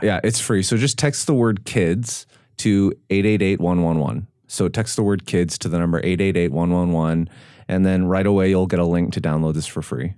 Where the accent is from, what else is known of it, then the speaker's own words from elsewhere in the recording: Canada; moved away; I grew up in Canada.